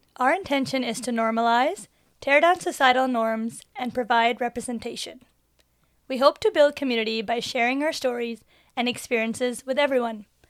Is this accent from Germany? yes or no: no; Surrey, British Columbia, Canada; I grew up in Surrey as well